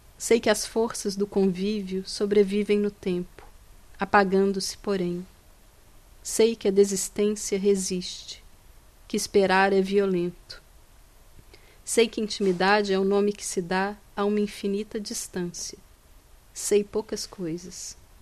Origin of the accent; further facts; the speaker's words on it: Minas Gerais, Brazil; eu sou de, de Minas Gerais, que Sim. é o estado de, do Carlos Drummond de Andrade